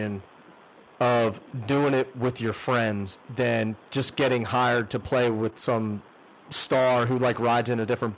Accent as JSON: {"language": "English", "town": "Philadelphia", "region": "Pennsylvania", "country": "United States", "said": "I'm from Philly"}